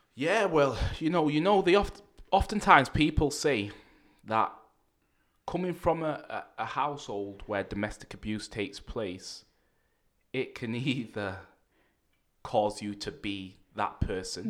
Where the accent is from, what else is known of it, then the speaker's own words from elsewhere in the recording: Manchester, North West England, United Kingdom; accent: Mancunian; I grew up in Manchester, a place called Rusholme.